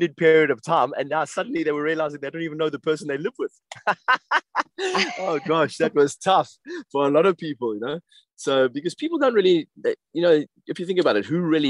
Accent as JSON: {"language": "English", "country": "South Africa", "tie": "born or raised there", "also_born_or_lived": "West London", "moved": "yes", "lives_now": "London, United Kingdom", "said": "one of my best friends that I grew up with in South Africa"}